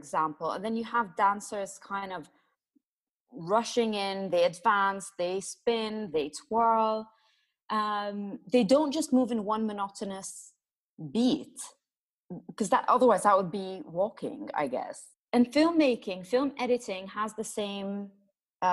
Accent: Jordan; moved away as an adult; also born or lived in Iraq / Italy; I am Iraqi, but I grew up in Jordan, went to school there.

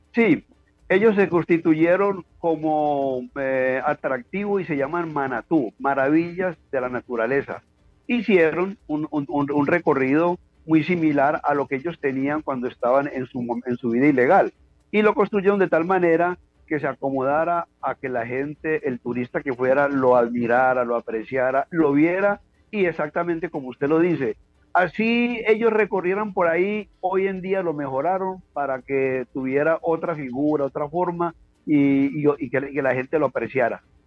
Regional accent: Quindío, Colombia; moved away as an adult; somos del Quindío, un departamento muy diferente, un departamento cafetero también muy hermoso

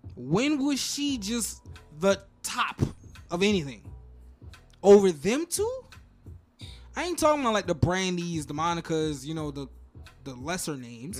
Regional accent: New Jersey, United States; now in Broward, United States; I'm from Jersey

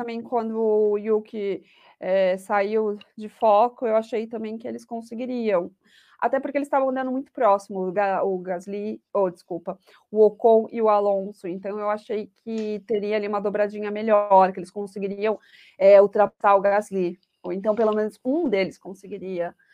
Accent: Brazil; eu sou aquele tipo de brasileira

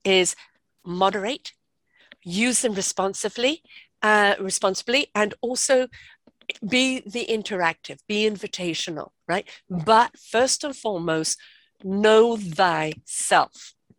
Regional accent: England, United Kingdom; moved away; also born or lived in South Africa; I grew up in England

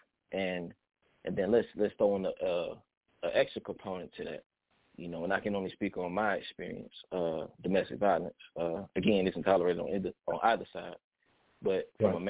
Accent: Atlanta, Georgia, United States; I am from Atlanta, Georgia

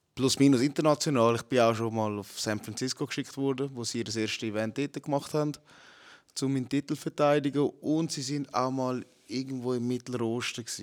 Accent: Zurich, Switzerland; also born or lived in Philippines / Altstetten; ich bin auf den Philippinen geboren, aber mit sechs Monaten äh, bin ich mit der Mutter da gekommen und mein Vater war halt schon da am Arbeiten. Gewesen. Und da aufgewachsen in Zürich. Friesenberg.

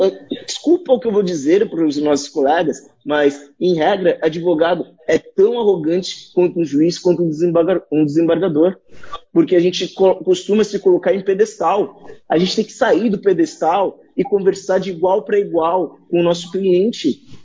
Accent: Santos, São Paulo, Brazil; eu sou de Santos, aqui a gente fala tu para tudo.

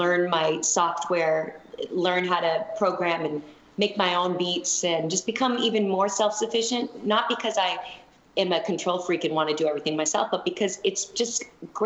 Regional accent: Boston, Massachusetts, United States; now in Los Angeles, United States; that's where I'm from. I'm from Boston

